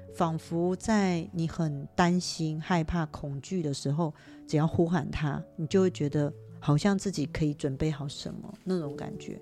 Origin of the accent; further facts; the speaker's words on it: Taiwan; 我们台湾人